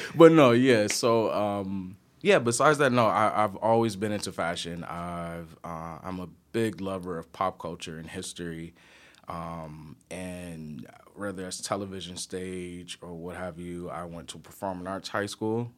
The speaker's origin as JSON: {"language": "English", "town": "Detroit", "region": "Michigan", "country": "United States", "tie": "born or raised there", "also_born_or_lived": "New York City", "accent": "country", "moved": "as an adult", "said": "I'm originally from Detroit. Uh, Michigan, born and raised East Side"}